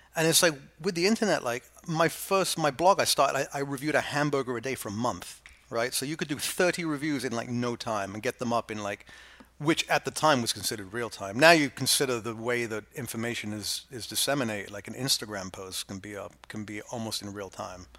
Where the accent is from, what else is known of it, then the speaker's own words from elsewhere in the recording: England, United Kingdom; now in New York, United States; I went from sort of bourgeois, coddled, middle class England to the Lower East Side.